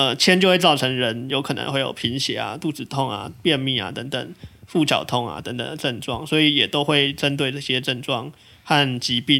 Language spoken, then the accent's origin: Chinese; Tainan, Taiwan; 那我自己作为台南人，好像也蛮可以理解这一点的，